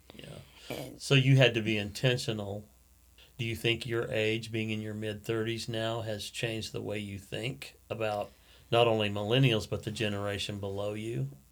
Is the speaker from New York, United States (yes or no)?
no; Alaska, United States; I grew up in Alaska. I was born in Alaska